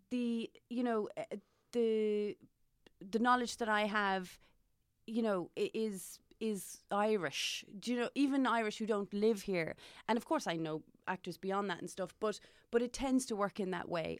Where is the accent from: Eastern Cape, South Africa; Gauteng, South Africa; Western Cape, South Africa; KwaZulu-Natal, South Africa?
Gauteng, South Africa; Johannesburg; also born or lived in Maynooth, Kildare, Ireland / Cork, Ireland; now in Dublin, Ireland; growing up in South Africa